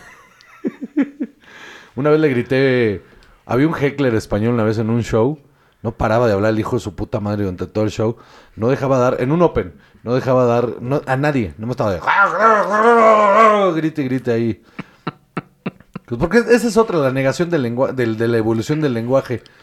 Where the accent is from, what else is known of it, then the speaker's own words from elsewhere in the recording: Mexico; moved away as an adult; now in Spain; como mexicanos hemos aprendido